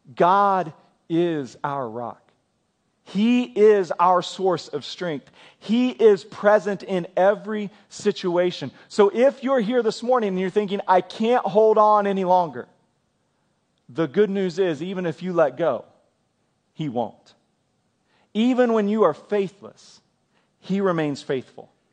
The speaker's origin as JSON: {"language": "English", "region": "Kansas", "country": "United States", "tie": "born or raised there", "moved": "yes", "lives_now": "Oklahoma, United States", "said": "I grew up in Kansas"}